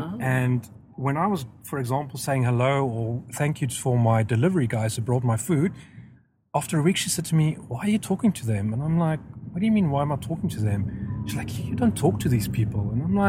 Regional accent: South Africa; moved away; I'm South African, well, I was South African.

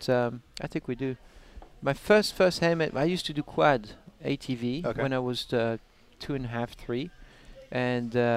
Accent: France; moved away; I'm French from France

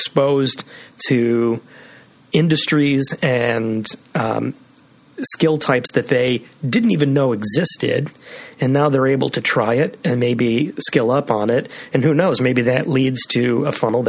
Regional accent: Skokie, Illinois, United States; growing up in Skokie

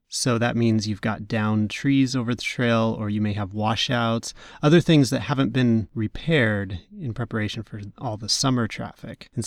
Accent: Washington, United States; well, I grew up in Western up. Washington, so nine months out of the year was trudging through the rain

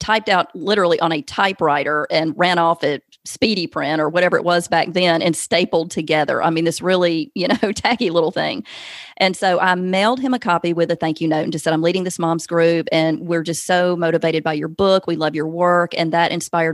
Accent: the South, United States; accent: Southern; now in Alabama, United States; I can't hide Southern. Obviously, I'm from the South.

